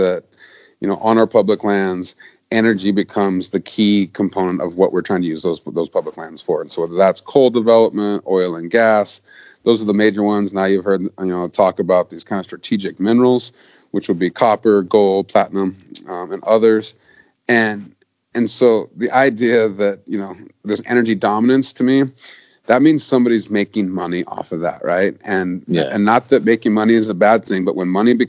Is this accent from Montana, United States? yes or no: yes; Montana, United States; in my home state of Montana